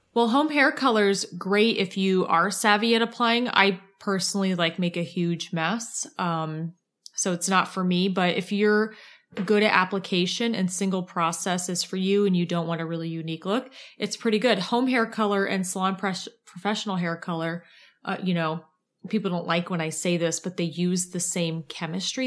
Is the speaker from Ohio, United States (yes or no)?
yes; Ohio, United States; I'm from Ohio